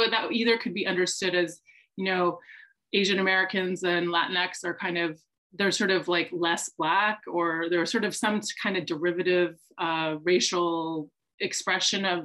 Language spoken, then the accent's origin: English; British Columbia, Canada; moved away as an adult; now in United States; I grew up in Canada, in British Columbia